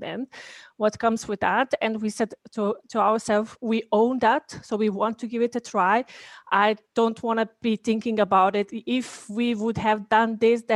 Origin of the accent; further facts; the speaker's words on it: Bosnia & Herzegovina; moved away as an adult; also born or lived in Sarajevo; now in Vienna, Austria; I'm Bosnian, so I come from Bosnia and Herzegovina. So I live here in Austria